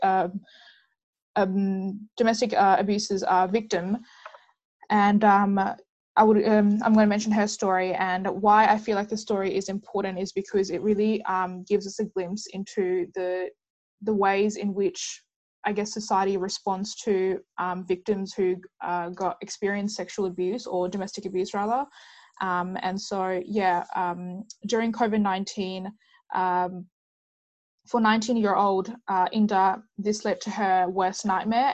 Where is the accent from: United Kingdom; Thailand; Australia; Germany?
Australia; Perth, Western Australia; I'm a student from Perth, Western Australia